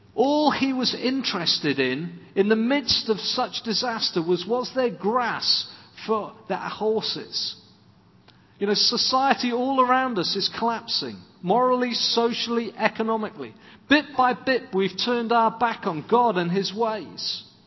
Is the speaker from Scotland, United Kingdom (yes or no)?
no; Swansea, Wales, United Kingdom; When I was growing up in Swansea, two doors up from us were uh, another family from the church.